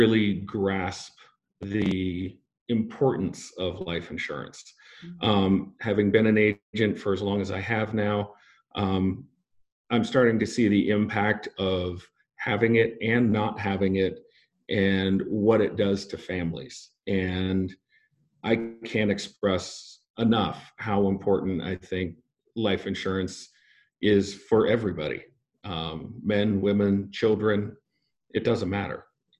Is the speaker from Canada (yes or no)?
no; Spokane, Washington, United States; I'm born and raised in Spokane